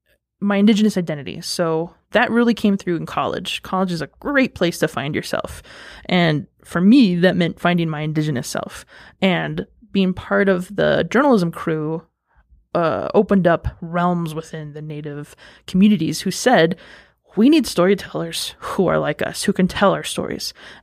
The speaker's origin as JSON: {"language": "English", "town": "Cheyenne River", "region": "South Dakota", "country": "United States", "said": "And that just identifies me as … I am from Cheyenne River, South Dakota. That's the Minneconjou folks. So I'm a citizen of that tribe up there."}